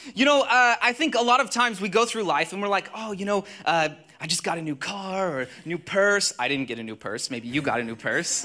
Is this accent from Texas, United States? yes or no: yes; Texas, United States; moved away; I'm from Texas originally